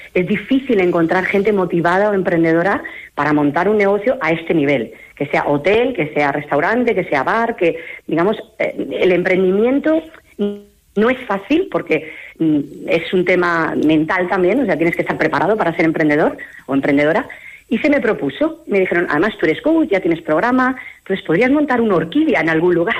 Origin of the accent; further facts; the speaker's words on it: Mallorca, Balearic Islands, Spain; moved away as an adult; now in Palencia, Spain; los que somos de Mallorca sabemos lo que es vivir allí